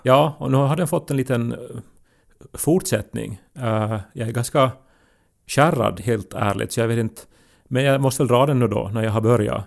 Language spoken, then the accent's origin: Swedish; Ostrobothnia, Finland; Vi är ju också från en sån tradition där vi, alltså för att vi är österbottningar